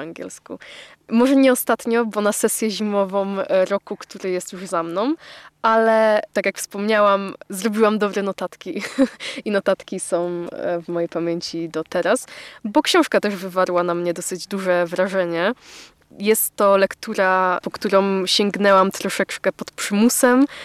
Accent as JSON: {"language": "Polish", "country": "Poland", "said": "jesteśmy rodowitymi e, Polakami"}